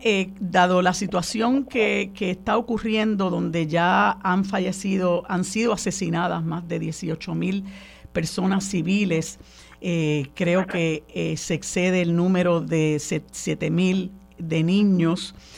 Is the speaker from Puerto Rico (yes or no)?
yes; Puerto Rico; como puertorriqueños que, vivimos en una colonia